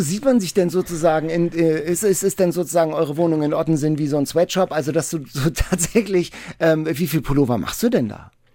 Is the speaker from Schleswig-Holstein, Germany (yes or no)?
yes; Lübeck, Schleswig-Holstein, Germany; ich komme aus Lübeck